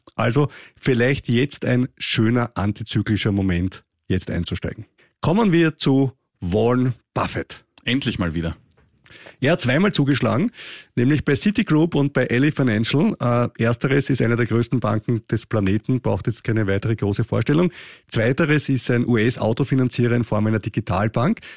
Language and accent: German; Austria; wir österreichischen Steuerzahler